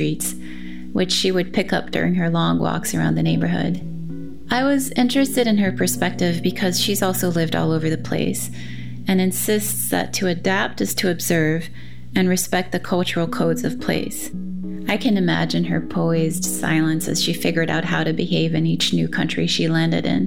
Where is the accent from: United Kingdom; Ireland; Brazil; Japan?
Brazil; now in United States; after witnessing such abject poverty as one does growing up in Brazil